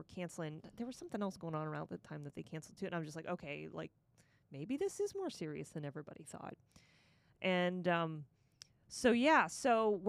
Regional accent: Parkland, Florida, United States; also born or lived in Boca Raton; then my parents built a house in Parkland, and I grew up out in Parkland.

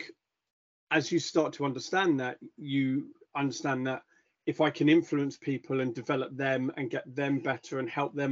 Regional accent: Epsom, South East England, United Kingdom; also born or lived in Caribbean / London; I grew up in London/Surrey, so in and around the Epsom area, and Wimbledon area, went to school down that way

